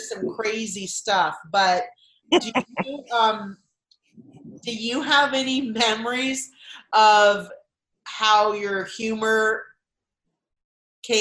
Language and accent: English; Southern California, United States; now in Arizona, United States; We grew up in Southern California